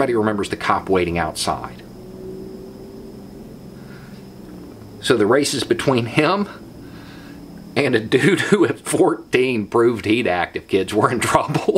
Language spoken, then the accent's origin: English; Florida, United States; an average Florida man